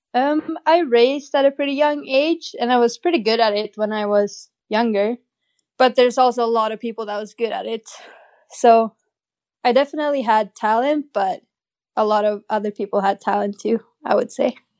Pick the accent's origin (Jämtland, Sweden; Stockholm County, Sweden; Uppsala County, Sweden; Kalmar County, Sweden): Jämtland, Sweden; Åre; I grew up in a little ski town in northern Sweden